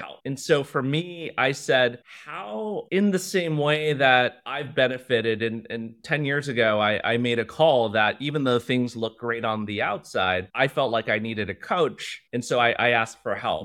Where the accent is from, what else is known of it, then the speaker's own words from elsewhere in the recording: Cupertino, California, United States; first language Mandarin; English is a second language; now in Singapore; I grew up in Cupertino